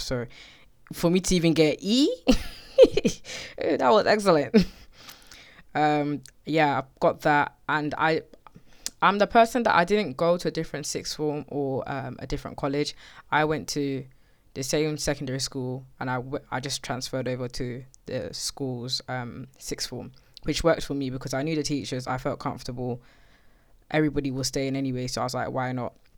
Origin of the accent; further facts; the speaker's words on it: Slough, South East England, United Kingdom; I'm from Slough. It's a place outside of West London. I've lived there all my life.